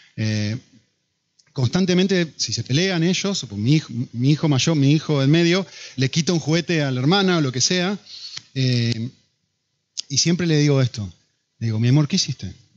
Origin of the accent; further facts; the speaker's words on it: Argentina; now in Madrid, Spain; Yo como argentino